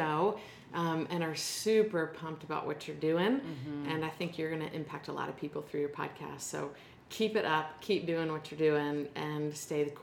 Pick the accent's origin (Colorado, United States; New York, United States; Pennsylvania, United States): Pennsylvania, United States; West Chester; moved away; I grew up in Westchester, Pennsylvania, a little town outside of Philadelphia